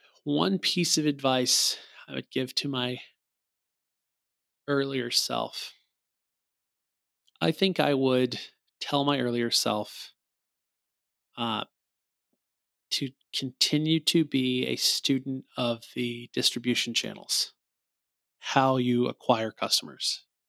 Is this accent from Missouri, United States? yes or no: yes; Missouri, United States; So you pull up a license plate in my home state, Missouri is the show me state.